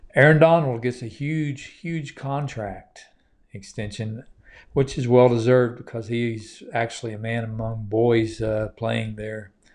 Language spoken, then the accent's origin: English; United States; I'm an American